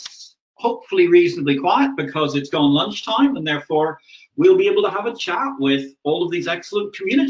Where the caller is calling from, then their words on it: Valletta, South Eastern Region, Malta; I'm speaking to you today from the ancient capital of Malta, Valletta. I'm sitting actually in a Maltese balcony